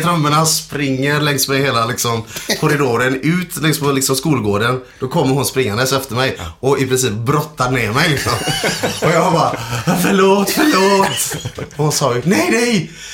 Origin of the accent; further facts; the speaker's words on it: Sweden; jag är född i Sverige